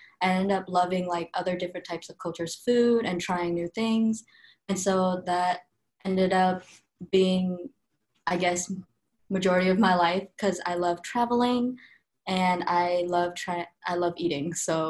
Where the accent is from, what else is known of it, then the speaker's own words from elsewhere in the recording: Greensboro, North Carolina, United States; also born or lived in Vietnam; And I grew up in Greensboro, North Carolina. I'm originally from Vietnam. I grew up listening to K-pop because I was Vietnamese.